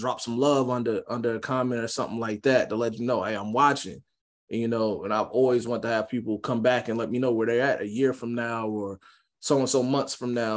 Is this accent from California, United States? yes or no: no; Jacksonville, Florida, United States; I'm from Jacksonville